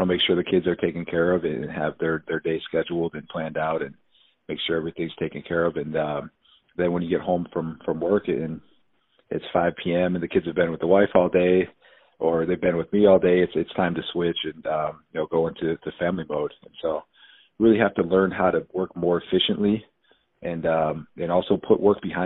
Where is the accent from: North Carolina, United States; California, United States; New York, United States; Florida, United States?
New York, United States; Buffalo; moved away as an adult; also born or lived in Arizona; born and raised in Buffalo, New York, 5 brothers